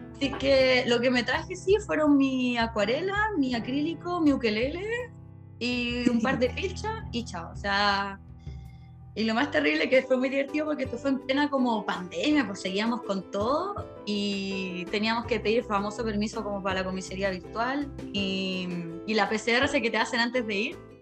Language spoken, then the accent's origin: Spanish; Chile; moved away as an adult; also born or lived in London; now in Prague, Czech Republic; soy chilena